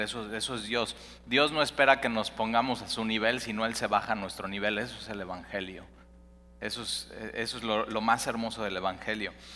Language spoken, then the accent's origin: Spanish; Mexico City, Mexico; also born or lived in Cuernavaca, Morelos; now in Veracruz, Mexico; yo soy chilango, pero entonces decía, pero realmente soy de Cuernavaca porque llevo toda mi vida viviendo aquí